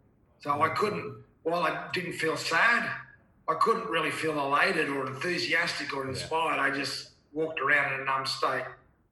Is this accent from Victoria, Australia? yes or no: no; Townsville, Queensland, Australia; also born or lived in Thursday Island, Torres Strait; I was born on Thursday Island up in the Torres Straits, but I grew up in Townsville